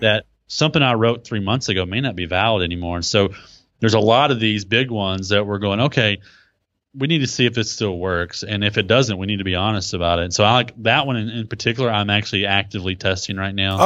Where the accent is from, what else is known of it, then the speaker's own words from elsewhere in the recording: Texas, United States; accent: Texas; my Texas accent